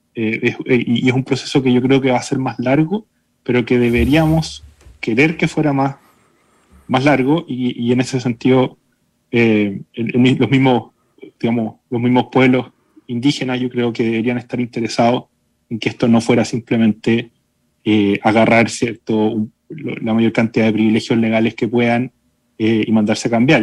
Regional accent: Chile; los chilenos somos un pueblo mestizo

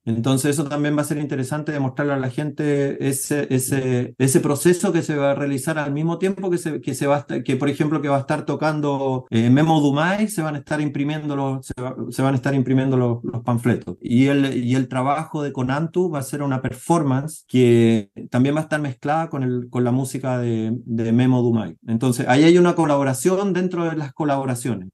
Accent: Chile; now in New York, United States; son artistas mayoritariamente chilenos que no viven en Chile. Somos tan inmigrantes como los haitianos, como los venezolanos que viven en Chile, pero vivimos en Estados Unidos

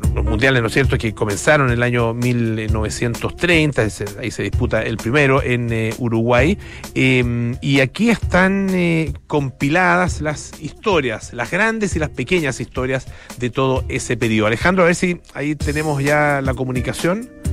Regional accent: Chile; como chilenos

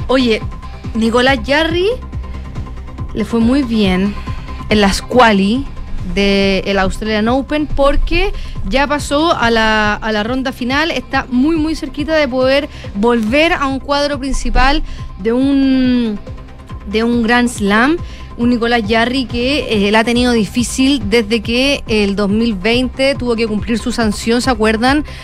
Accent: Chile; acá en Chile

